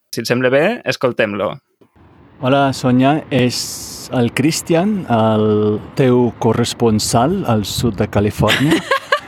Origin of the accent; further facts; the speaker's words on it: United States; Catalan is a second language; dels Estats Units